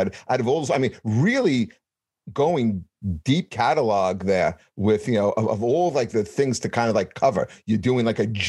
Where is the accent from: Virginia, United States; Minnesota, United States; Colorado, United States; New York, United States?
New York, United States; New York City; I grew up in Canarsie, Brooklyn.